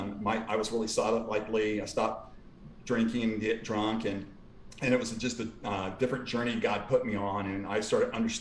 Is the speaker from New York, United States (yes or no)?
no; Houston, Texas, United States; I grew up in Houston